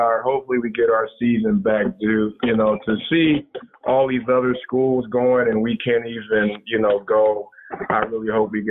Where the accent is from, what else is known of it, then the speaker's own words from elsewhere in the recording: Ohio, United States; now in Macomb, United States; I am from Ohio, but no, I live in Macomb, Michigan.